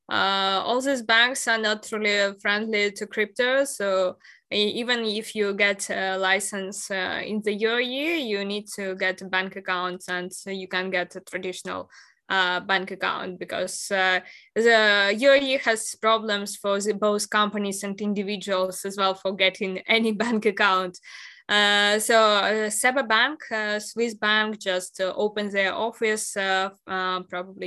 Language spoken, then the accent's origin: English; Ukraine; moved away; I'm originally from Ukraine, and I haven't been there unfortunately since the start of the war